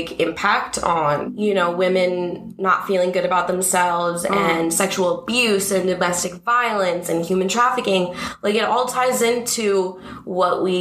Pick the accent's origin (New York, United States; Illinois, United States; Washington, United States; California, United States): California, United States; Los Angeles; I grew up in Woodland Hills in the Valley, so not far from here